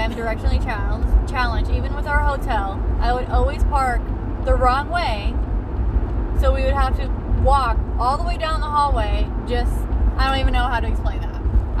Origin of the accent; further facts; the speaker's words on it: Midwest, United States; we're from the Midwest